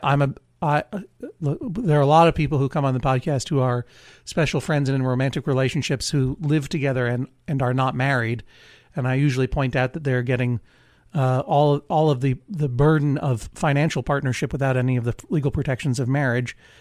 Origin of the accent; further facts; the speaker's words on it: Brookline, Massachusetts, United States; also born or lived in Blue Hill, Maine; now in Maine, United States; when I lived in Brookline, my hometown, but I'm no longer in Massachusetts